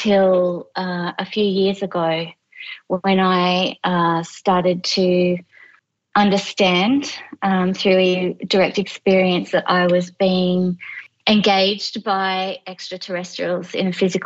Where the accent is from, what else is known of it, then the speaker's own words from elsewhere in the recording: regional New South Wales, Australia; moved away as an adult; also born or lived in London; I am Australian and I'm 46 years old. I grew up in regional New South Wales.